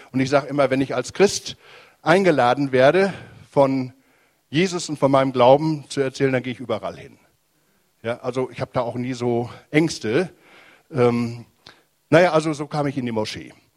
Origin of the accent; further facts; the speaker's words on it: Germany; bei uns in Deutschland